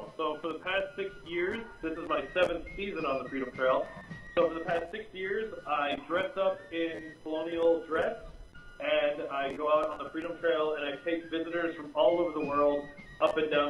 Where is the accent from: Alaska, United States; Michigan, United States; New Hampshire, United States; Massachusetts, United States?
Massachusetts, United States; I grew up in Massachusetts